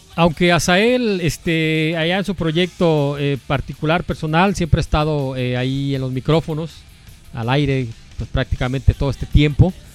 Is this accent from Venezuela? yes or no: no; Guadalajara, Jalisco, Mexico; Nosotros somos de acá, de Guadalajara